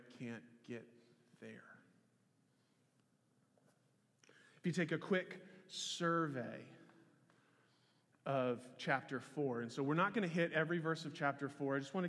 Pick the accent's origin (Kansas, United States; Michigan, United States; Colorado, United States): Kansas, United States; Lawrence; moved away as an adult; I grew up in Lawrence, Kansas.